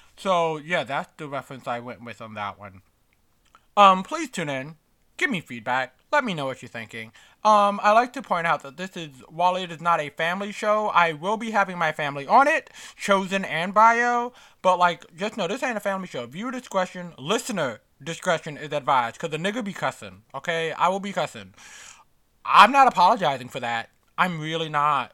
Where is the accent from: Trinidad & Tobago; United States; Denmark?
United States; New York City, New York; as a New Yorker